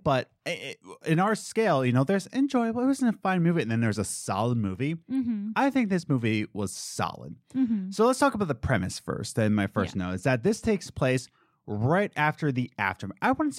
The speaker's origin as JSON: {"language": "English", "region": "East Coast", "country": "United States", "said": "we're planning to move to the Midwest and we're from the East Coast"}